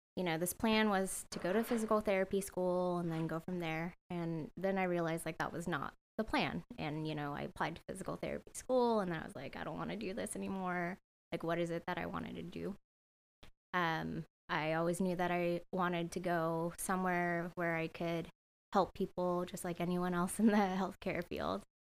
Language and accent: English; San Jose, California, United States; also born or lived in Santa Barbara, United States; now in Sacramento, United States; I grew up in San Jose